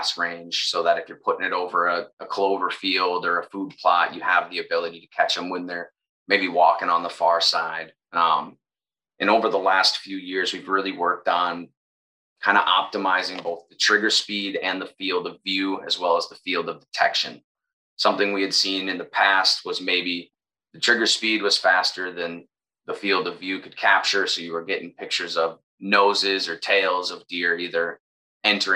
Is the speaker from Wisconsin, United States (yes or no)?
yes; Southern Wisconsin, United States; Growing up in Southern Wisconsin